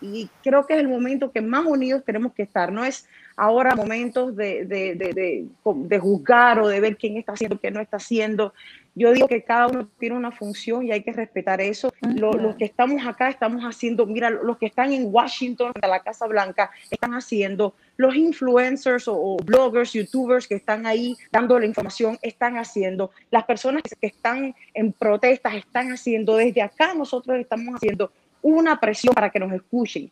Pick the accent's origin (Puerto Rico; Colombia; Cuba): Cuba; moved away; siendo cubano